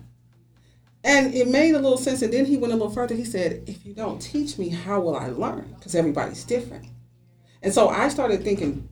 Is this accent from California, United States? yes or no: yes; Richmond, California, United States; also born or lived in Dallas, Texas; I grew up here in Richmond. Been here since 89